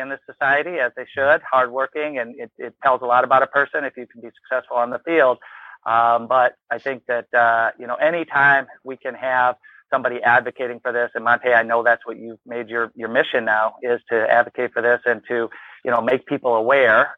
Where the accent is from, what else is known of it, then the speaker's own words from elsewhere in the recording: Ann Arbor, Michigan, United States; moved away as an adult; also born or lived in Wisconsin; I grew up in Ann Arbor, Michigan, ultimately ended up at Wisconsin